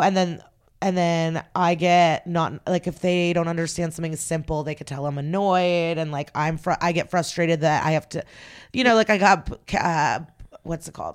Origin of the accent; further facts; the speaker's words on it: Odesa, Odesa Oblast, Ukraine; moved away; I was born in the Soviet Union. I was born in Odessa